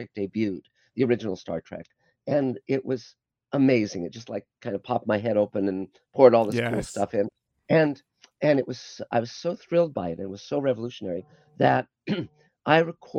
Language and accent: English; Los Angeles, California, United States; I grew up in Los Angeles.